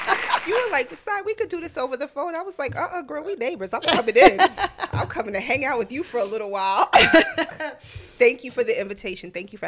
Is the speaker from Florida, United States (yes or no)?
no; New York City, New York, United States; So I guess because I'm a New Yorker, it took a minute.